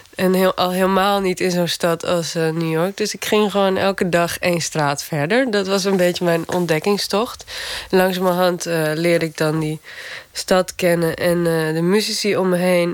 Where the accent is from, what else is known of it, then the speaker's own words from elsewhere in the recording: Gaasterland, Friesland, Netherlands; moved away; Gaasterland, waar ik vandaan kom.